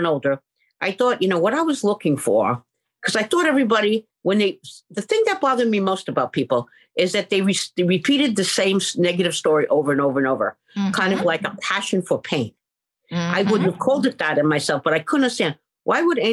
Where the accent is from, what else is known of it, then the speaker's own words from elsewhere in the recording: New York City, New York, United States; moved away as an adult; now in California, United States; in the Bronx, when I was a little girl, we grew up like in a tenement